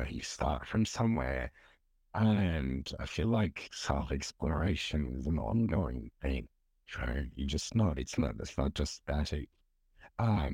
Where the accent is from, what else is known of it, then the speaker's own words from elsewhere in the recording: Turkey; now in Melbourne, Australia; I'm originally from Turkey, though I've been living in Melbourne for around 22 years now